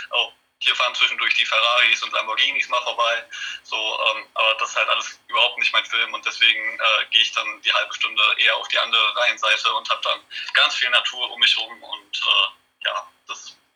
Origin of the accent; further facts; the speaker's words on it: Ennepe-Ruhr-Kreis, North Rhine-Westphalia, Germany; now in Düsseldorf, Germany; ursprünglich aus äh, dem Ennepe-Ruhr-Kreis, bin jetzt mittlerweile aber nach Düsseldorf gezogen